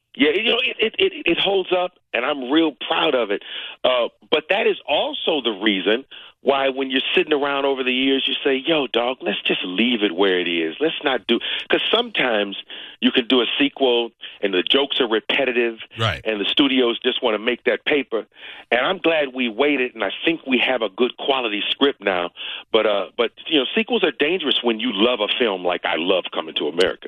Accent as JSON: {"language": "English", "town": "Cleveland", "region": "Ohio", "country": "United States", "tie": "born or raised there"}